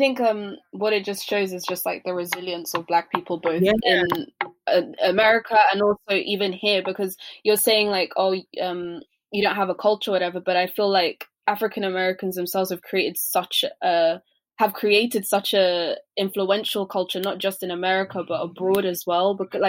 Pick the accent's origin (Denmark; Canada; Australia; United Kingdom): United Kingdom; But then also I look here at the UK and I look at us as Black British people.